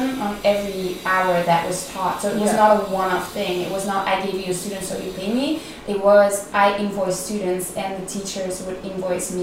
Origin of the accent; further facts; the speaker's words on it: Belgium; moved away; also born or lived in Netherlands; I'm originally from Belgium